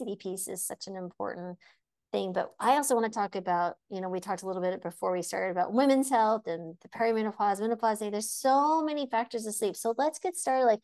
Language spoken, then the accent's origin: English; New Mexico, United States; I'm from New Mexico, born and raised